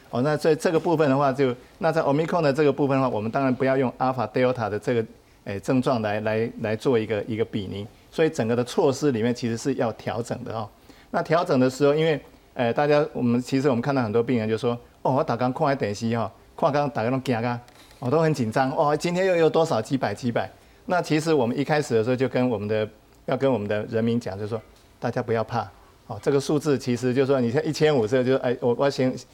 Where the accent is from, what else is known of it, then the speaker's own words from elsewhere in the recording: Taiwan; 我们台湾人